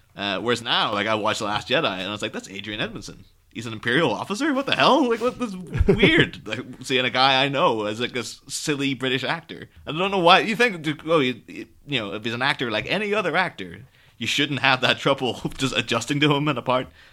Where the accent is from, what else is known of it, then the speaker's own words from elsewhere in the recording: Ireland; moved away as an adult; now in England, United Kingdom; I grew up in Ireland, but I'm living in England at the mi-, at the minute